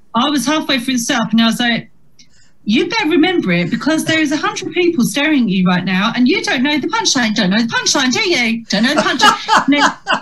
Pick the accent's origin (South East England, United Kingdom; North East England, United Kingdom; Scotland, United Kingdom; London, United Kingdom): South East England, United Kingdom; Chatham; accent: Chatham; moved away as an adult; when I was growing up in Chatham